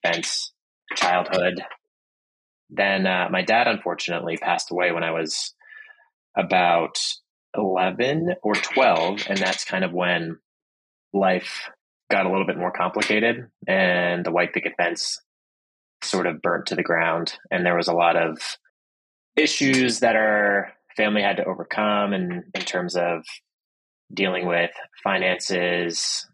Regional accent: Pittsburgh, Pennsylvania, United States; also born or lived in Boston, Massachusetts; My family moved to Pittsburgh, Pennsylvania, where my mother was from. My dad is from Boston. When I was about two, and grew up in a pretty nice neighborhood in Pittsburgh

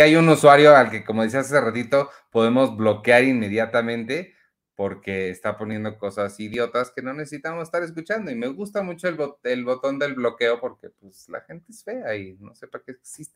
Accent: Mexico City, Mexico; nosotros somos son mexicanos mexicanos, mexicanos de la Ciudad de México

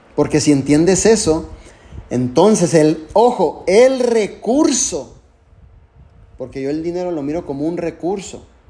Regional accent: Tijuana, Baja California, Mexico; yo soy mexicano. Nací en Tijuana, Baja California

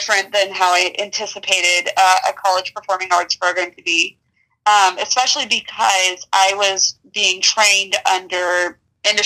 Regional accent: Tampa, Florida, United States; moved away as an adult; now in Savannah, United States; I am originally from Tampa, Florida, and I moved to Savannah when I went to school

